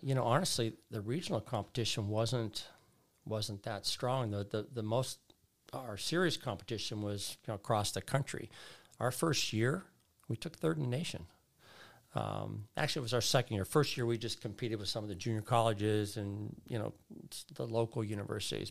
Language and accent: English; Bethel Park, Pennsylvania, United States; moved away as an adult; also born or lived in West Virginia; now in Fullerton, United States; born in West Virginia, uh, uh, grew up there as a young boy and then moved to Pittsburgh, Pennsylvania